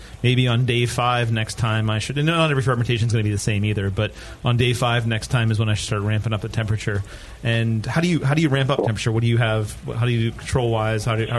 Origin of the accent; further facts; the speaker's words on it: Pittsburgh, Pennsylvania, United States; moved away; I grew up in Pittsburgh